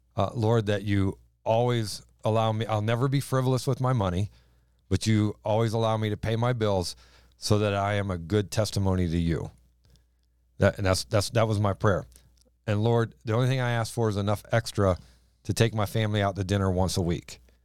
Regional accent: the South, United States; accent: southern drawl; moved away as an adult; now in East Greenbush, United States; we apparently had a southern drawl to us

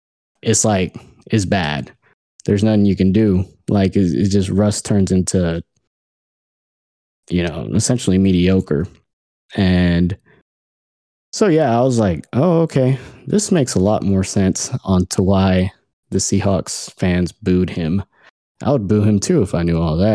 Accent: Houston, Texas, United States; we're from Houston

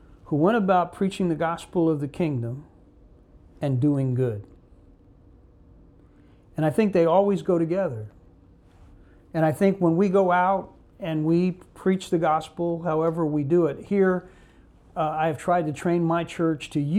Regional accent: Newark, New Jersey, United States; also born or lived in Memphis, Tennessee; I was born in Memphis, but my father and mother broke up when I was about 4, put us on a train with my mother and my sisters to New Jersey, to Newark, New Jersey

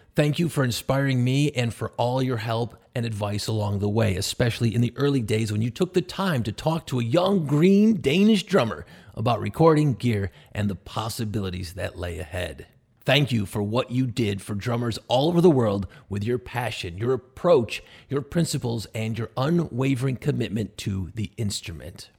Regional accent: Buffalo, New York, United States; I grew up near Buffalo, New York, along the Canadian border

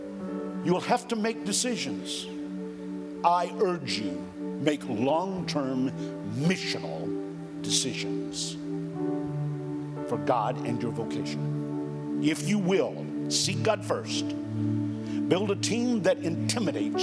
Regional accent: Florida, United States; moved away as an adult; also born or lived in Minneapolis, Minnesota; I was born in Florida and did all of my ministry in Florida.

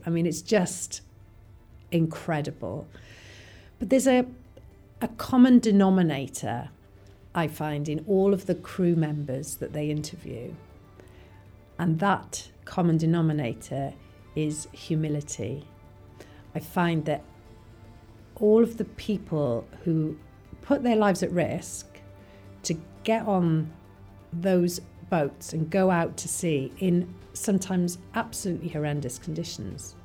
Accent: Porthcawl, Wales, United Kingdom; I was brought up in Porthcawl, which is just down the road from here, from Barry, and so I, I lived by the sea all you know all the years I was growing up

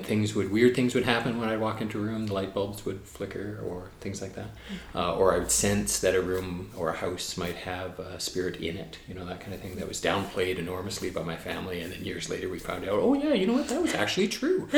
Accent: Burnaby, British Columbia, Canada; now in Victoria, Canada; I grew up in a suburb of Vancouver. I grew up in Burnaby.

